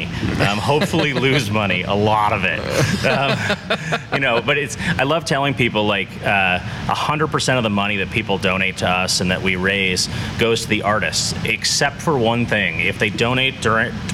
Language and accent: English; Wheaton, Illinois, United States; I grew up in the Chicago suburbs, Wheaton, Illinois.